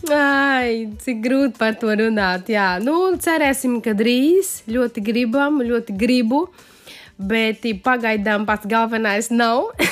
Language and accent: Latvian; Paraíba, Brazil; Latvian is a second language; now in Latvia; tas ir no mana reģiona, no kurienes es esmu